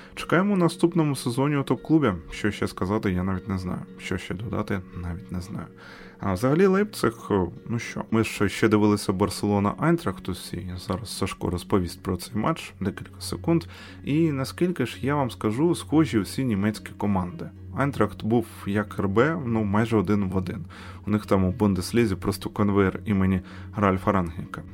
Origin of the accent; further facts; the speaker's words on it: Ukraine; ми з України.